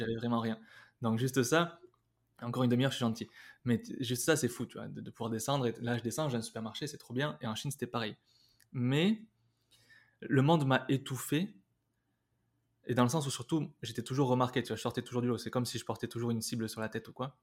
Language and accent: French; Basque, Nouvelle-Aquitaine, France; moved away; also born or lived in Spain; je suis basque Bernay. tu vois, c'est le trucs, j'ai, j'ai fait toutes les écoles de danse quand j'étais jeune, de, danse basque